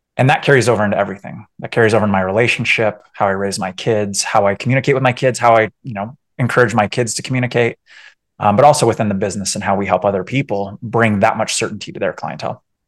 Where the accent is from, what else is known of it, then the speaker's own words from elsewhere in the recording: San Diego, California, United States; moved away as an adult; also born or lived in Orange County, California; now in Colorado, United States; originally from San Diego, Orange County, and then uh, yeah, my my wife and I we actually we left in 2016